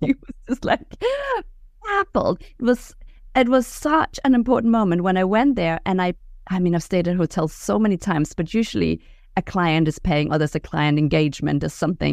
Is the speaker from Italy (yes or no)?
no; Denmark; moved away; I'm from Denmark